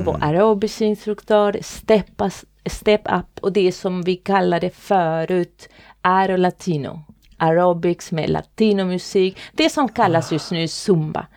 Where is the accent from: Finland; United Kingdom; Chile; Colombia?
Chile; Swedish is a second language; moved away as an adult; now in Sweden; Jag kommer ifrån Chile. Ah. Det är där jag kommer ifrån. Men jag, jag har bott här i Sverige i många år nu